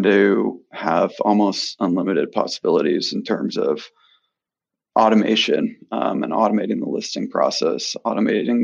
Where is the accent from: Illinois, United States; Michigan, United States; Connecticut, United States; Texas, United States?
Connecticut, United States; West Hartford; moved away as an adult; also born or lived in New Hampshire / Boston; I actually grew up in West Hartford, Connecticut